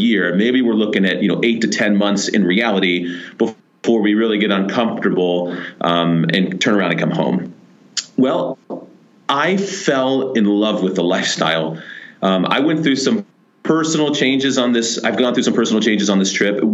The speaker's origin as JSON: {"language": "English", "town": "Columbus", "region": "Ohio", "country": "United States", "moved": "as an adult", "said": "we're from Columbus, Ohio"}